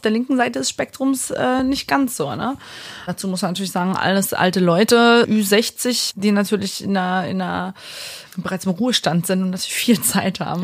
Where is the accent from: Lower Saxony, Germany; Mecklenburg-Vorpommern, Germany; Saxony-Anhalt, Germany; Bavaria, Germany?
Saxony-Anhalt, Germany; Halle; now in Berlin, Germany; Ich komme aus Halle an der Saale, bin aber seit 2013 Wahlberlinerin